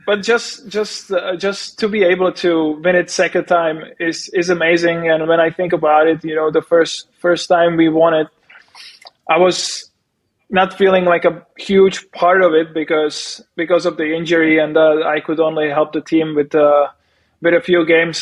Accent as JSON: {"language": "English", "country": "Czechia", "tie": "born or raised there", "also_born_or_lived": "Prague, Czech Republic", "moved": "as an adult", "said": "I live I live in Prague during the summer, and my hometown it's like it's like an hour away"}